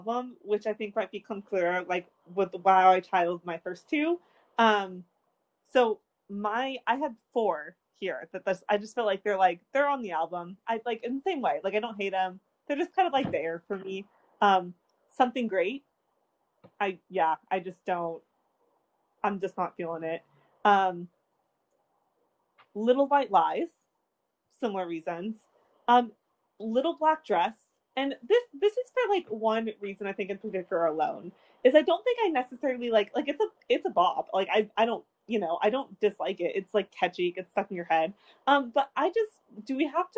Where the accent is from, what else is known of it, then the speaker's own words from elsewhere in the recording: United States; I'm an American